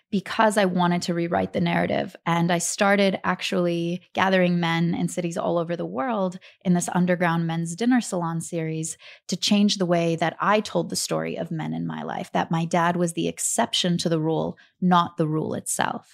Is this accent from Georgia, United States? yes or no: yes; Atlanta, Georgia, United States; also born or lived in Kharkiv, Ukraine; we grew up in Atlanta, Georgia.